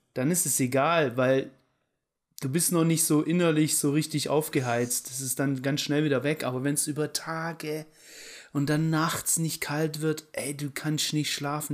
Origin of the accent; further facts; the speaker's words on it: Germany; ich bin in Deutschland aufgewachsen und so und so. Aber ich bin Halbetainer